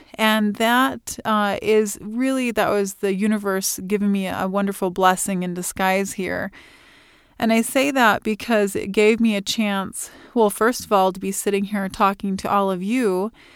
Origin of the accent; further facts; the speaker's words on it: Illinois, United States; moved away as an adult; now in Fort Collins, United States; I was born and raised in Illinois